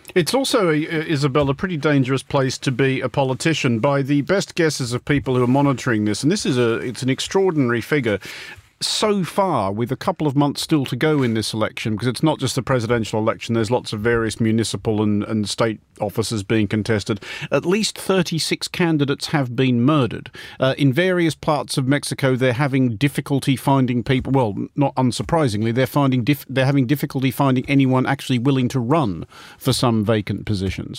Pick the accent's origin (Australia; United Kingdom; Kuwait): Australia; Sydney, New South Wales; my hometown of Sydney